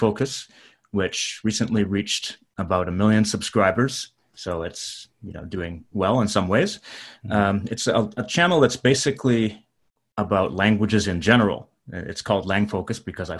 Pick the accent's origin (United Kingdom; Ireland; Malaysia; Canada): Canada; moved away as an adult; now in Japan; I'm from Canada